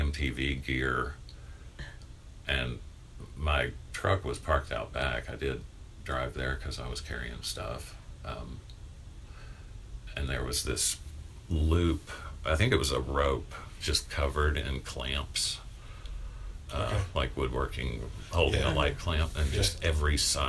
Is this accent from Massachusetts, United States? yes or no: no; South Carolina, United States; moved away as an adult; also born or lived in Cincinnati; now in Chicago, United States; I grew up in South Carolina.